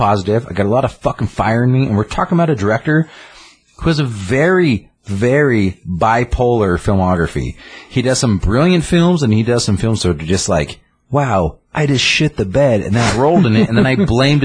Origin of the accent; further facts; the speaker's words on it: Craig, Colorado, United States; moved away; I grew up in Craig, mostly Colorado